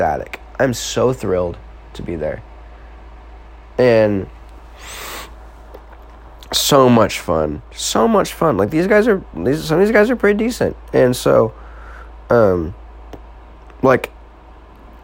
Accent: Marshfield, Missouri, United States; I'm just from Marshfield, Missouri. Like, this little town smack dab in the middle of the country

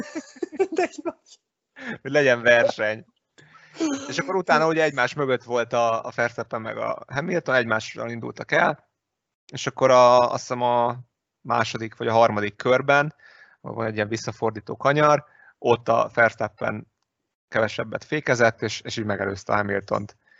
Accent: Hungary

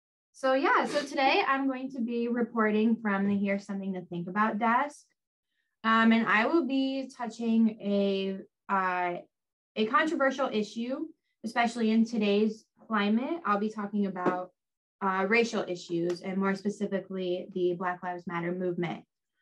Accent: Bradford, Pennsylvania, United States; I grew up in the very small town of Bradford, Pennsylvania.

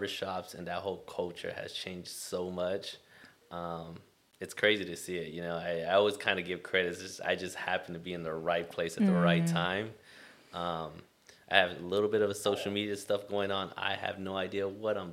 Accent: Long Beach, California, United States; Being born and raised in Long Beach

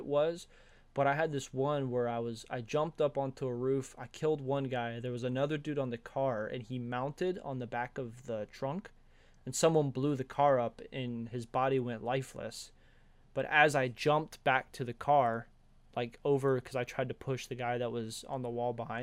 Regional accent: Georgia, United States; I'm from Georgia

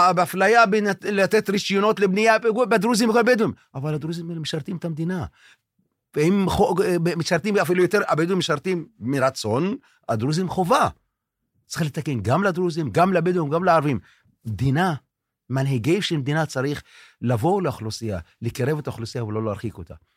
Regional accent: Tel Sheva, Southern District, Israel; אני נולדתי כאן, אבא שלי נולד כאן, הסבא שלי נולד כאן.

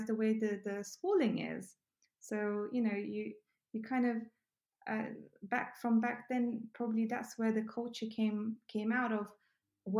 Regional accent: Ukraine; also born or lived in England; now in United Kingdom; I grew up in Ukraine.

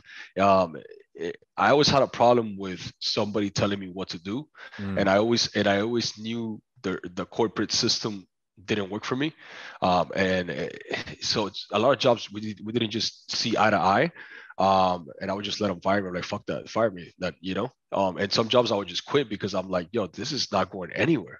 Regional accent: Miami, Florida, United States; born or raised there; first language Spanish; English is a second language; also born or lived in Cuba

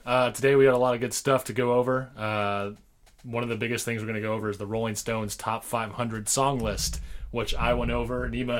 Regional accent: Sacramento, California, United States; Born and raised in Sacramento, California. Went to high school out here.

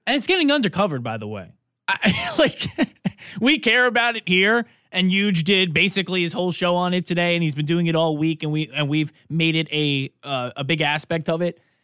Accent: New York, United States; I'm from New York

